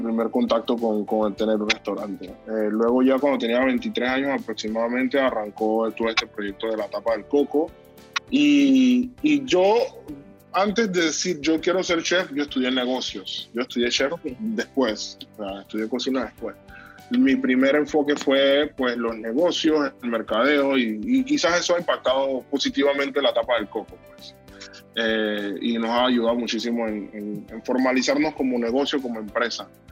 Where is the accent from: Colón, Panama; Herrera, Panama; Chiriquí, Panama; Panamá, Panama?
Panamá, Panama; Panama City, Panama; yo nací en Calle Cuarta Río Abajo, un barrio con una, un bagaje cultural muy grande